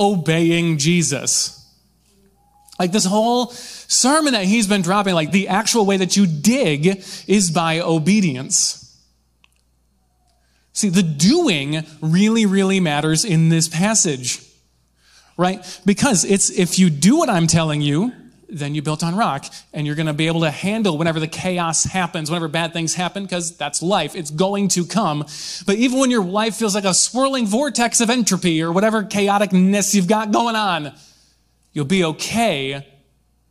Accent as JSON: {"language": "English", "region": "Michigan", "country": "United States", "tie": "born or raised there", "said": "I grew up in Michigan. We have beautiful white sandy beaches"}